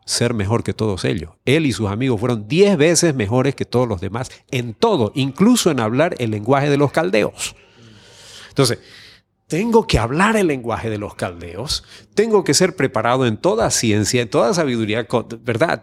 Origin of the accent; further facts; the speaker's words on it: Santa Cruz de la Sierra, Santa Cruz, Bolivia; la ciudad de donde yo soy, de Santa Cruz de la Sierra